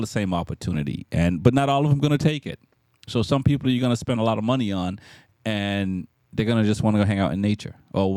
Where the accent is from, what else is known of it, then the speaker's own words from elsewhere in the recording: Jamaica; moved away; I'm from Jamaica, born in Jamaica.